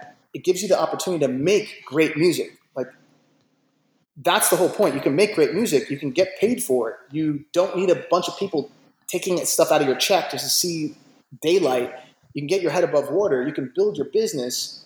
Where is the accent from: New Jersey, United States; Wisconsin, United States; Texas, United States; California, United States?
New Jersey, United States; Jersey City; also born or lived in New York; I was raised in New York, I was raised in Jersey City